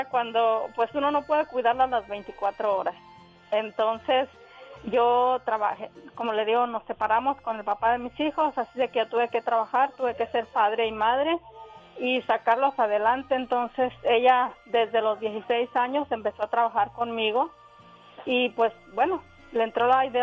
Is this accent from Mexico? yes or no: yes; Pénjamo, Guanajuato, Mexico; now in South Carolina, United States; yo nací en Pénjamo, Guanajuato.